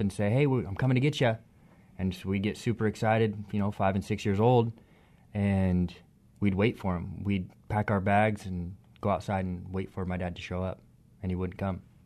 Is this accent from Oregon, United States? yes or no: yes; Gresham, Oregon, United States; also born or lived in Longview; I grew up in Gresham, Oregon